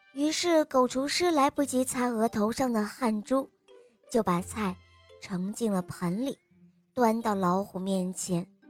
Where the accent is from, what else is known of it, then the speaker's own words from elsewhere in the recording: Shanghai, China; 今年六岁了，我来自上海。